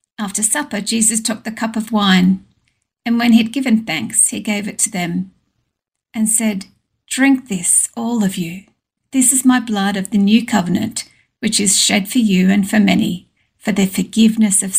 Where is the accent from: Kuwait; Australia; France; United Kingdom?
Australia; Sydney, New South Wales; now in Oberon, Australia; I was actually born and raised in Epping, in a little sort of suburban house on a quarter acre block